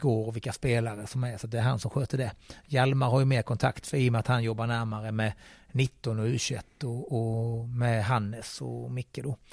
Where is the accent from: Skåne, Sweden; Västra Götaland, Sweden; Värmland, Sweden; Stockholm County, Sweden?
Skåne, Sweden; moved away as an adult; also born or lived in Helsingborg / Rostock; now in Gothenburg, Sweden; jag som skåning